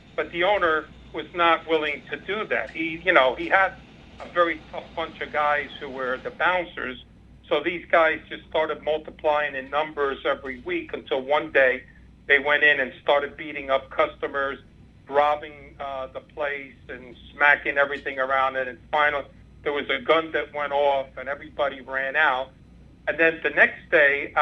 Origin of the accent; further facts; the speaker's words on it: New York City, New York, United States; also born or lived in Havana, Cuba; I only grew up in the Bronx, so I saw it around me as I was growing up